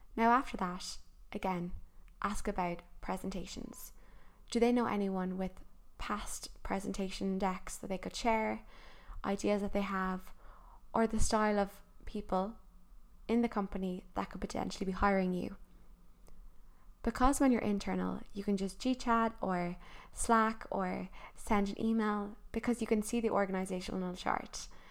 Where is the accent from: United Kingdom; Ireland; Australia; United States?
Ireland; as Irish people